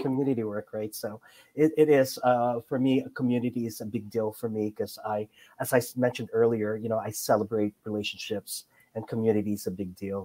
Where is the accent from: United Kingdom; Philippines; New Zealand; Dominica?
Philippines; now in United States; I came from the Philippines. I'm an immigrant